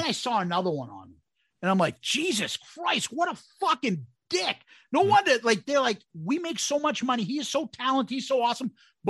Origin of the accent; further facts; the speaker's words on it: Brooklyn, New York, United States; I'm a kid from Brooklyn.